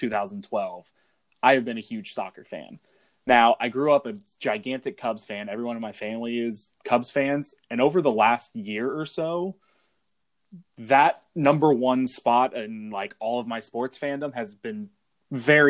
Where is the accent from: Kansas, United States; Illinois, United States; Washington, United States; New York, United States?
Kansas, United States; Wichita; growing up in Wichita, Kansas area, not a lot of soccer going on